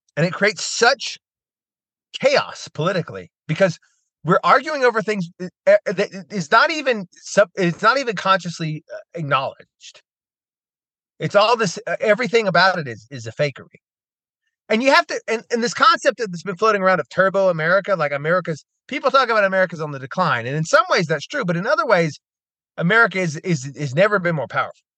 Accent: United States; as an American

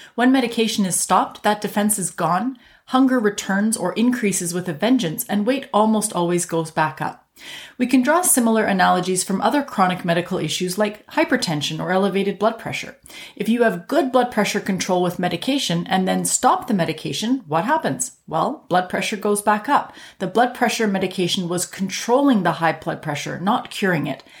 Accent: Canada; I'm a Canadian physician

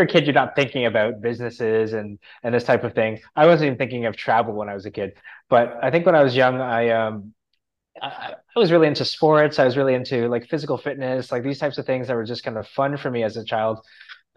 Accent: a city outside of Toronto, Ontario, Canada; I grew up in a city outside of Toronto, like a smaller city outside of Toronto in Canada

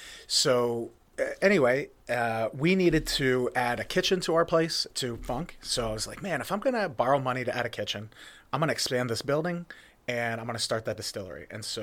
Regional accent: Jersey Shore, Pennsylvania, United States; So I told you I'm from Jersey Shore, Pennsylvania. That's where Pine Creek is.

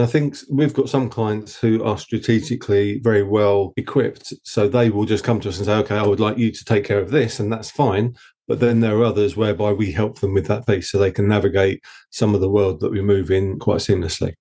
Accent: Essex, East of England, United Kingdom; accent: Essex; my dodgy Essex accent

